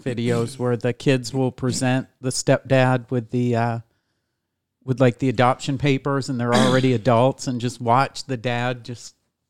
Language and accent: English; upstate New York, United States; I was a white kid from upstate New York.